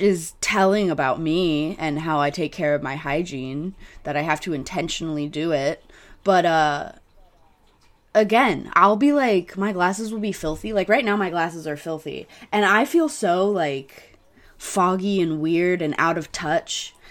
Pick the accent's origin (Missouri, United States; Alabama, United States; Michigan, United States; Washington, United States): Missouri, United States; I was from Missouri